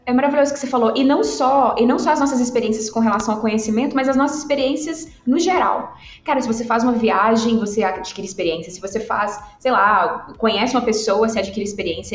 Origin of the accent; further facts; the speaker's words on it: Governador Valadares, Minas Gerais, Brazil; eu sou do interior de Minas, eu sou de Valadares